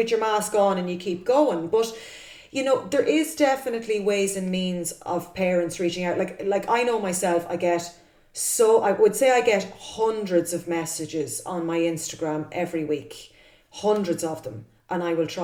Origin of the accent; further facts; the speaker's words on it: Cavan, Ulster, Ireland; moved away; I'm originally from Cavan